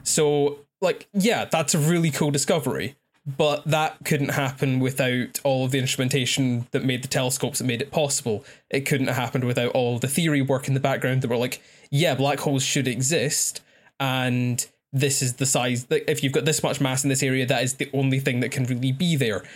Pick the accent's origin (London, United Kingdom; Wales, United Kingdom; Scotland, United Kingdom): Scotland, United Kingdom; I'm Scottish.